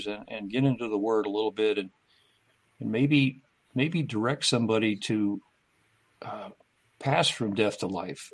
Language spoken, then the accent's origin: English; California, United States; I'm from California